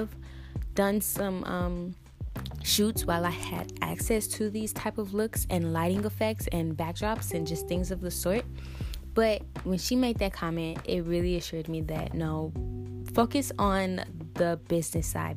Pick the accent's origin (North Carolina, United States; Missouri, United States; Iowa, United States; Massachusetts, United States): Missouri, United States; St. Louis; St. Louis, which happens to be my hometown